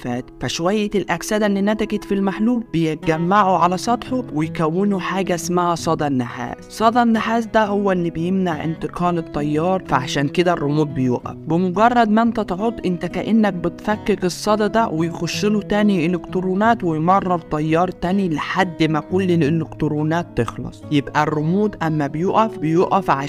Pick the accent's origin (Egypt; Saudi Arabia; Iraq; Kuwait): Egypt; فانت كواحد مصري